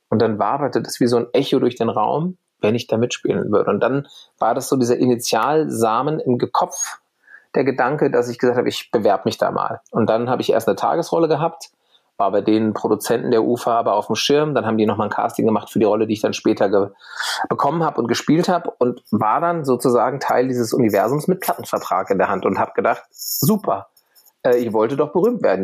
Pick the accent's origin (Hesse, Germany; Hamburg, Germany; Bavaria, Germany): Hesse, Germany; Bad Vilbel; moved away as an adult; also born or lived in Berlin; ich gehe wieder zurück in meine Heimat nach Bad Vilbel bei Frankfurt